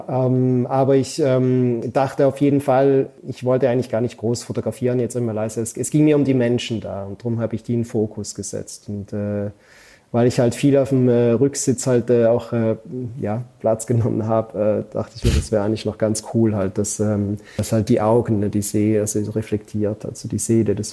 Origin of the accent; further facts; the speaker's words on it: Switzerland; als Schweizer äh, und auch Deutsch, man motzt ja dann immer gerne, wenn Sachen nicht so funktionieren